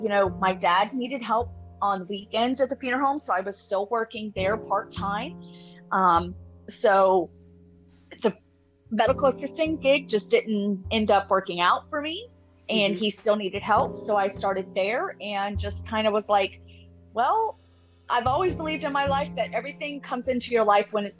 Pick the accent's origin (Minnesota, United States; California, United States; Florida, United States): Florida, United States; also born or lived in Alabama; I was actually born in Alabama, but I was raised in Florida for the past, 40 years.